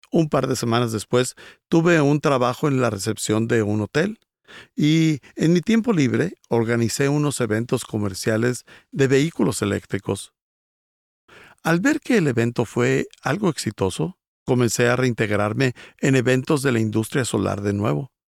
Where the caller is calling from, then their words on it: Mexico City, Mexico; Hola, pastor Rick. … soy de la Ciudad de México.